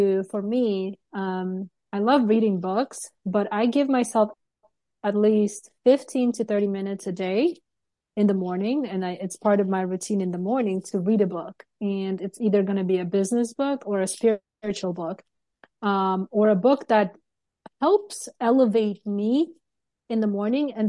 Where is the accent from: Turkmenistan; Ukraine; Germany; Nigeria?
Turkmenistan; moved away; I'm from Turkmenistan